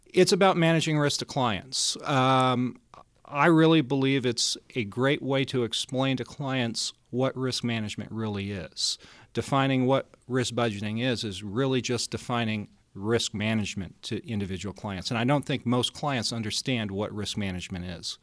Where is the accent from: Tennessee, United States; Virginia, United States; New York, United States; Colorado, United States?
Colorado, United States; Denver; born or raised there